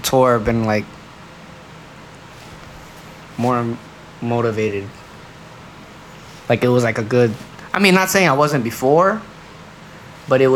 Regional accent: Hawaii, United States; growing up in Hawaii

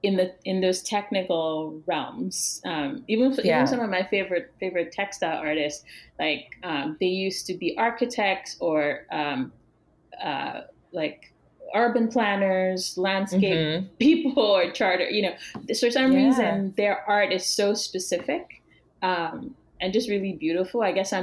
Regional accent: eastern Nigeria, Nigeria; And so those are the artists that we were at least exposed to as African Nigerian artists when I was in school

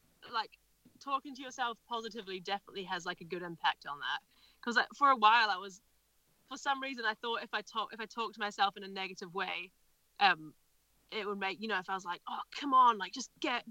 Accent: Nelson, New Zealand; moved away as an adult; now in Wales, United Kingdom; I'm from Nelson in New Zealand, which is an awesome place

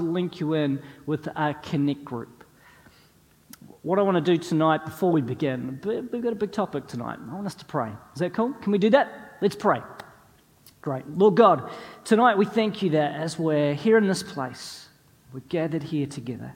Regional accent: New Zealand; moved away as an adult; also born or lived in North East England; us as New Zealanders

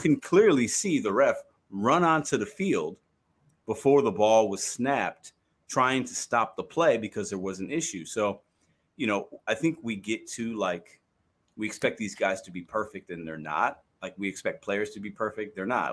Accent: Chicago, Illinois, United States; now in Saint Louis, United States; I live in Saint Louis, but I'm a Cubs fan 'cause I was born and raised in Chicago.

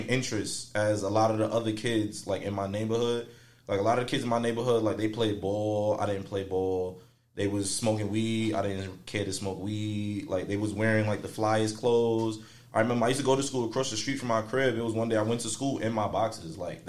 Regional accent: New York City, New York, United States; I'm from Brownsville

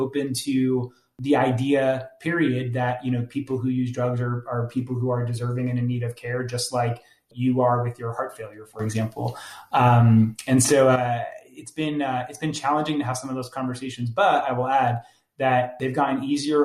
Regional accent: New Jersey, United States; I'm from New Jersey, so there's often lots of like four-letter expletives

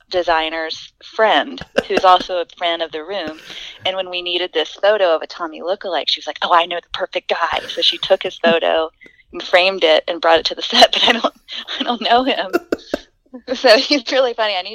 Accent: the South, United States; accent: Southern; i'm trying to lose my southern accent and i'm taking like accent reduction courses

